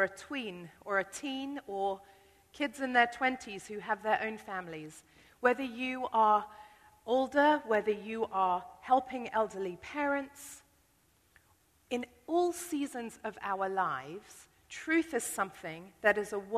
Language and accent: English; United Kingdom; I'm British